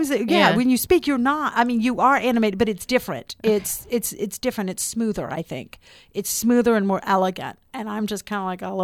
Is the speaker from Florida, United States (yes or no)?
yes; Florida, United States; also born or lived in New Orleans; This Florida girl.